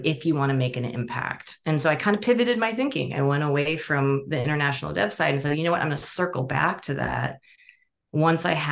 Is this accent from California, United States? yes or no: yes; Bay Area, California, United States; I grew up in the Bay Area. I was actually on the same exit as the Google headquarters